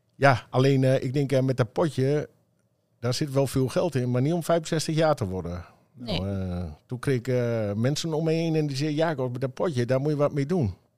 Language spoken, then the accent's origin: Dutch; Emmen, Drenthe, Netherlands; ik kom zelf uit Emmen